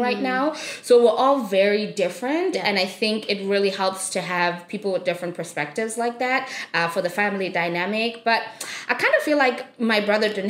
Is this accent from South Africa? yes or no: yes; South Africa; moved away; I grew up in South Africa and I am one of 4 children